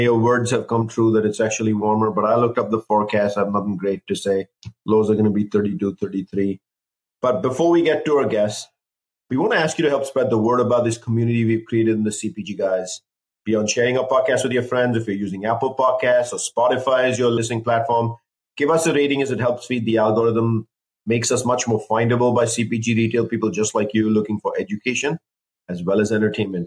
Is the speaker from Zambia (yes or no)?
no; Sri Lanka; moved away; I, of course, am born Sri Lankan